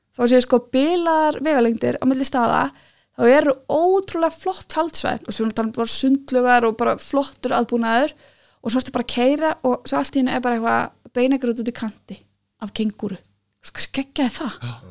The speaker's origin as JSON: {"language": "Icelandic", "country": "Iceland", "said": "ég er frá Íslandi"}